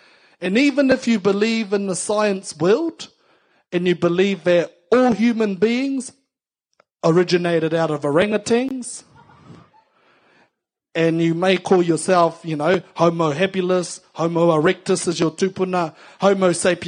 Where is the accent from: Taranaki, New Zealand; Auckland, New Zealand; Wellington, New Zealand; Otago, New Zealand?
Wellington, New Zealand; Ōtaki; And yes, I am from Ōtaki too, and I live there. The best town in the whole of the world, on the Horowhenua region.